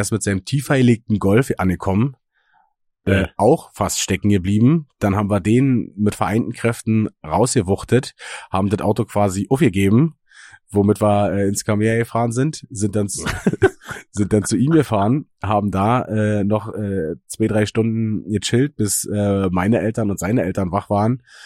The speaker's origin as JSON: {"language": "German", "town": "Eggersdorf", "region": "Brandenburg", "country": "Germany", "tie": "born or raised there", "said": "meinem Heimatdorf"}